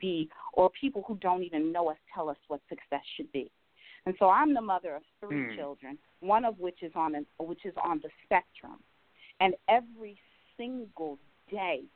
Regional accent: Cincinnati, Ohio, United States; moved away as an adult; now in Jacksonville, United States; I can remember being this little girl in Cincinnati, Ohio

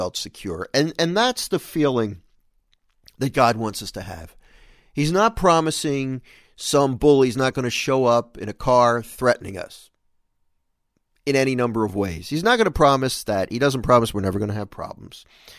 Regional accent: Philadelphia, Pennsylvania, United States; this is a memorable story for me of growing up in Philadelphia, and we were playing on the street

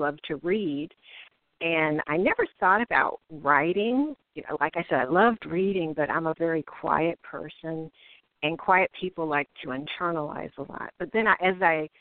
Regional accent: Cincinnati, Ohio, United States; moved away as an adult; also born or lived in Atlanta, Georgia; I grew up in Cincinnati, Ohio

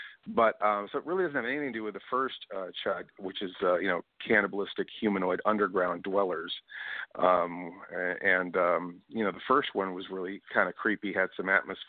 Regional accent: Sacramento, California, United States; Wow, I'm from Sacramento.

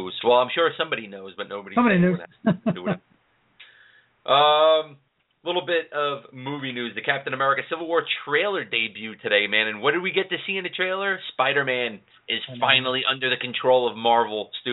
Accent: New York City, New York, United States; my house where I grew up in Queens.

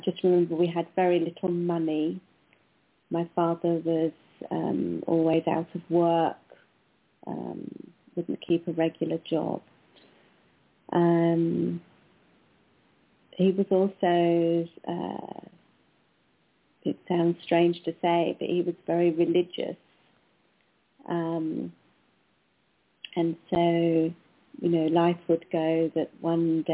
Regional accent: Wales, United Kingdom; I was born in Wales, in the UK, part of the UK

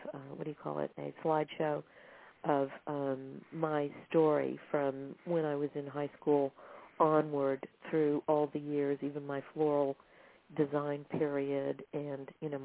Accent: Texas, United States; moved away; go back to Texas

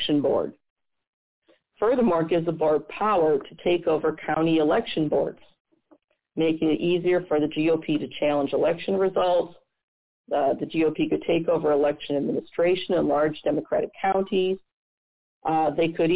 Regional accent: Missouri, United States; my home state of Missouri

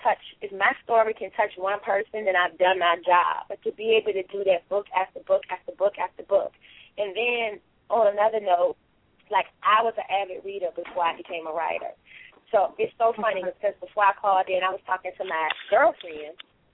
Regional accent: Richmond, Virginia, United States; Richmond, Virginia.

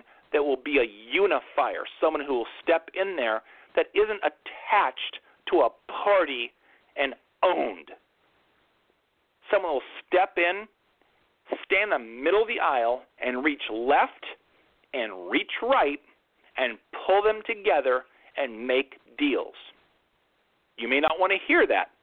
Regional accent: New York, United States; I'm a New Yorker.

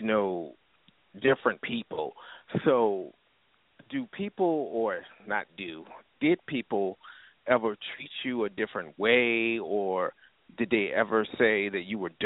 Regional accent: Virginia, United States; I'm from Virginia

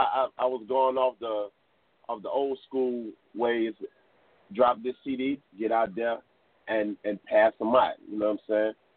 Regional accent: Crowley, Louisiana, United States; growing up in Crowley as a kid

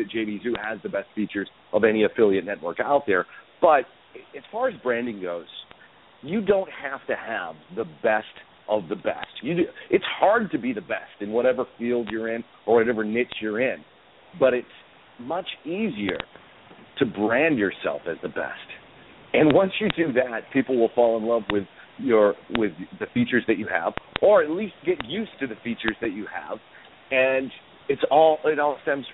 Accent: Boston, Massachusetts, United States; When I was growing up in Boston, Todd Gross was my weatherman

